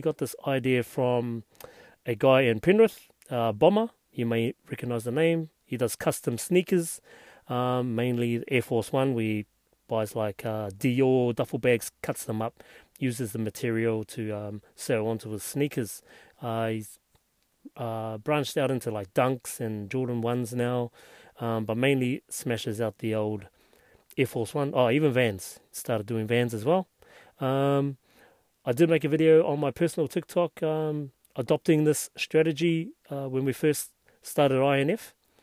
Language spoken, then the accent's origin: English; Hastings, Hawke's Bay, New Zealand; I'm from Hastings